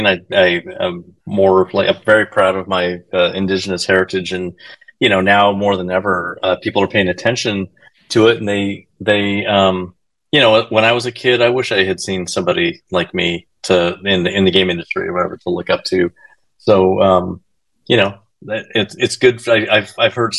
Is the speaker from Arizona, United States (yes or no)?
yes; Arizona, United States; I grew up Mexican in Arizona, in the barrio, and you know everyone was speaking Spanglish